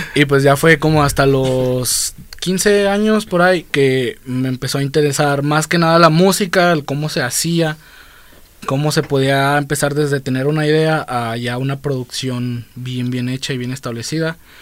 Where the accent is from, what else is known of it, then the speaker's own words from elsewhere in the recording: Guadalajara, Jalisco, Mexico; soy de aquí, toda mi vida he vivido aquí, así que sí, yo sí soy tapatío de madres